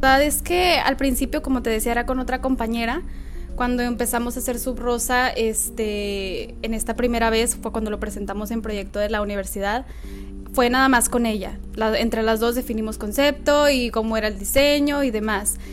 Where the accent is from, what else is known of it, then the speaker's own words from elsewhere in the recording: Nuevo Laredo, Tamaulipas, Mexico; moved away as an adult; also born or lived in Monterrey; yo soy de Nuevo Laredo eh, nada más que por la universidad me fui a vivir a Monterrey